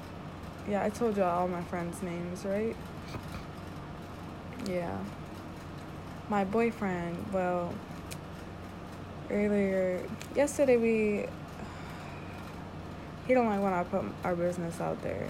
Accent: Connecticut, United States; I'm from Connecticut

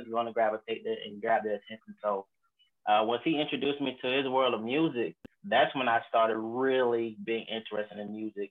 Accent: Haines City, Florida, United States; I'm from Haines City, Florida

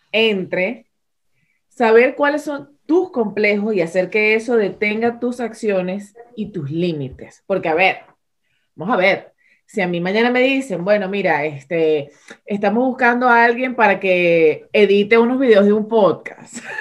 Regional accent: Venezuela; ambas dos somos venezolanas

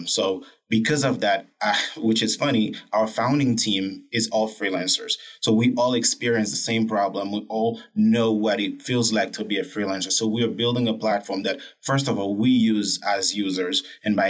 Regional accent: Haiti; I'm from Haiti, right? A country with a poor economic background, but a beautiful country

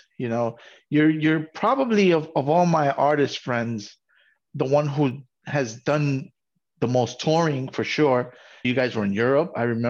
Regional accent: New York, United States; I'm from New York, and there was a time in my life where I said, I like everything but country.

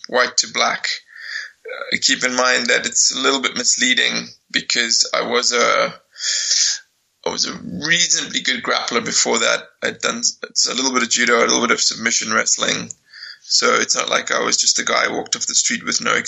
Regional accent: Cape Town, Western Cape, South Africa; moved away; also born or lived in London; I'm from Cape Town in South Africa

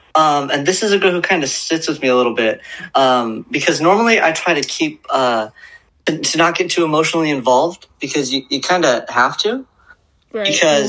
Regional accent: Portland, Oregon, United States; also born or lived in Southern California; I'm from Portland, previously of Southern California.

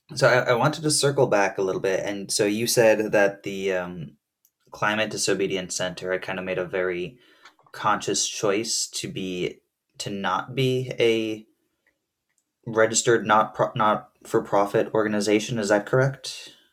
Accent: New Jersey, United States; now in Burlington, Vermont, United States; I grew up in New Jersey

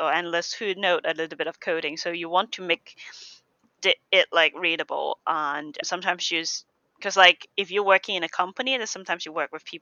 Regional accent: Hong Kong; moved away as an adult; now in United Kingdom; I'm from Hong Kong

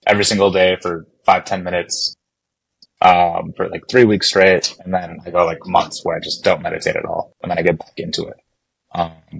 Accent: Montana, United States; I grew up in Montana

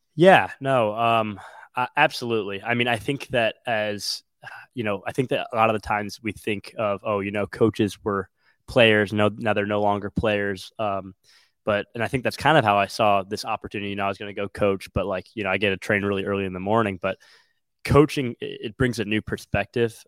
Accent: Wilmette, Illinois, United States; i'm from the Chicagoland area. I'm from the small town called Wilmette

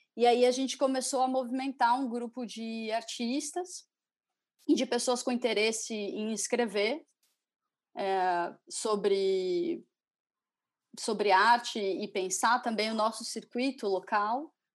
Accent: Curitiba, Paraná, Brazil; eu sou de Curitiba

